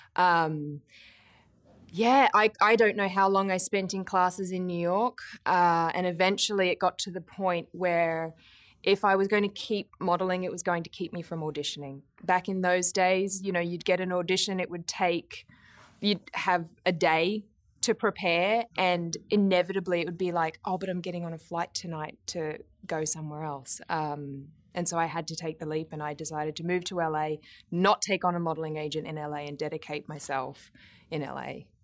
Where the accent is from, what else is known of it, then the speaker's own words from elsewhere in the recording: Brisbane, Queensland, Australia; I grew up in Brisbane in Australia